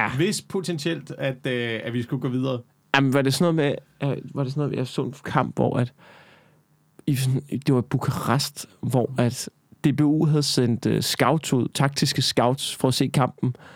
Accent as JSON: {"language": "Danish", "region": "Central Denmark Region", "country": "Denmark", "tie": "born or raised there", "said": "man banner ret meget på Midtjylland. Ja. I hvert fald det der område, hvor jeg voksede op i, der banner ja. man."}